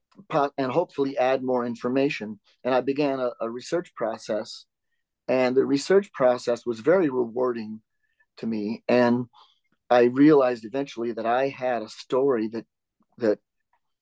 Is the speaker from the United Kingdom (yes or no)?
no; Reno, Nevada, United States; I grew up in the city of Reno, Nevada